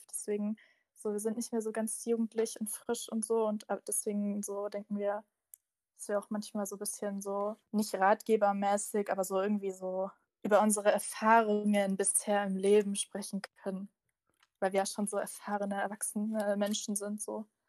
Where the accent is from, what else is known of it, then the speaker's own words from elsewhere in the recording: Bavaria, Germany; ich bin aus Bayern